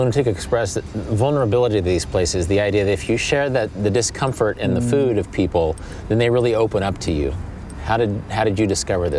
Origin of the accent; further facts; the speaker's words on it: Kansas, United States; when I was growing up in Kansas